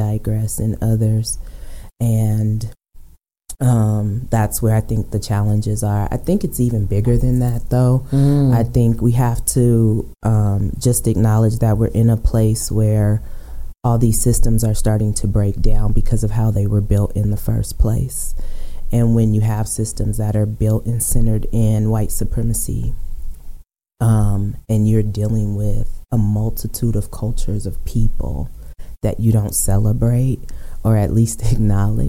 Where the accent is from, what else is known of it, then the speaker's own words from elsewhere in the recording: Aurora, Colorado, United States; I'm born and raised in Aurora